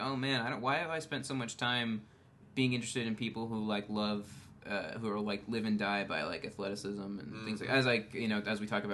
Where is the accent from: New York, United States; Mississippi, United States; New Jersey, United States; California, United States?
New York, United States; Long Island; moved away as an adult; now in Los Angeles, United States; I grew up on Long Island, which is very, it's a very bro-y place, at least the part of it that I'm from.